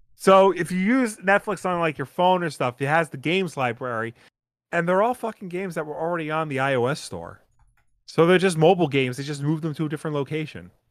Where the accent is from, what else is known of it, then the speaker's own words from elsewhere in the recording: Long Island, New York, United States; accent: Long Island; I've just become such a hardcore Long Islander in my old age, like, my accent is showing more.